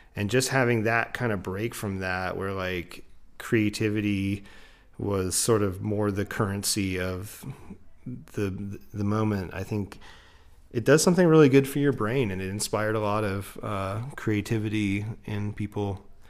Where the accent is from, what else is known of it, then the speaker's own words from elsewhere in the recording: Florida, United States; now in Asheville, United States; as somebody who grew up in Florida